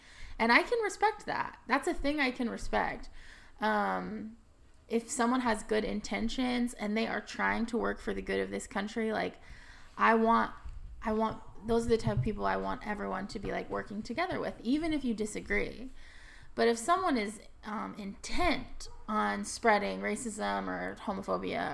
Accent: Texas, United States; I grew up, and I'm from Texas. Like, I just grew up surrounded by Republicans

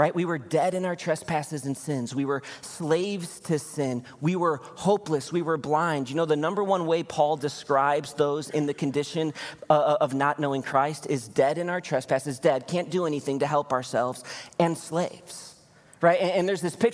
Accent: Chicago, Illinois, United States; moved away; I'm from Chicago originally

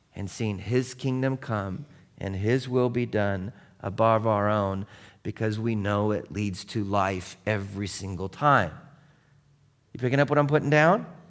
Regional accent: Seattle, Washington, United States; growing up in Seattle

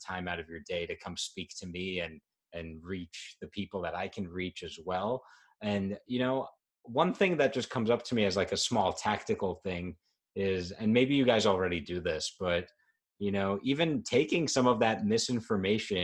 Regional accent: New York, United States; as a New Yorker

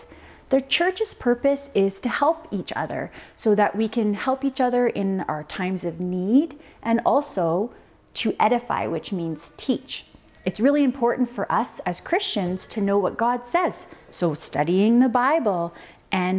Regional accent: Ontario, Canada; moved away; I grew up in Ontario

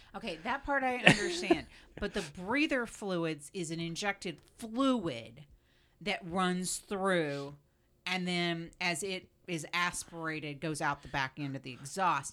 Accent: Florida, United States; I grew up in Florida

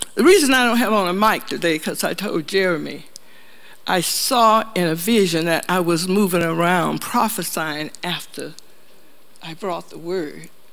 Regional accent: the South, United States; moved away; We're from the South

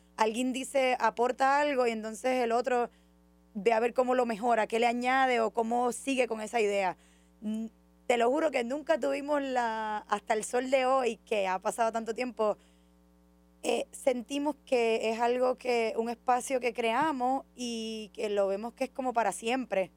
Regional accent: Orocovis, Puerto Rico; mi trasfondo académico empieza en Orocovis, en la montaña, en el río

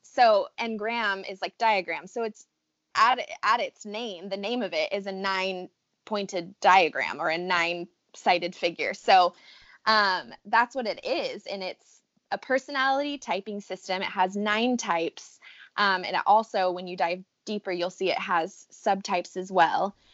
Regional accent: Riverside, California, United States; moved away as an adult; now in San Diego, United States; I am from Southern California. I am from Riverside, which is where we met actually, and am now currently living in San Diego

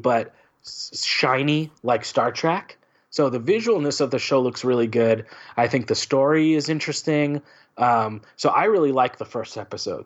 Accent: California, United States; being a Californian

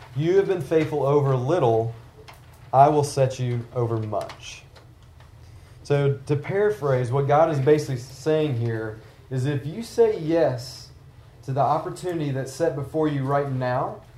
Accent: the South, United States; I'm from the South

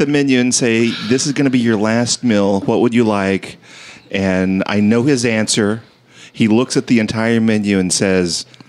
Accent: Texas, United States; growing up in Texas

